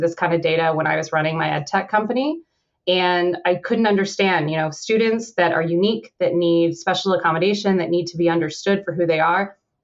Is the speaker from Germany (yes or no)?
no; Canada; I'm Canadian